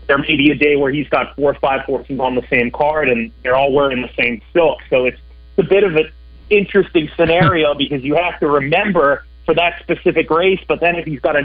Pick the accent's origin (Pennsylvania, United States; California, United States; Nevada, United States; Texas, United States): California, United States; San Diego; I'm from San Diego, so I grew up maybe 3 to 5 miles away from a racetrack called Del Mar Racetrack.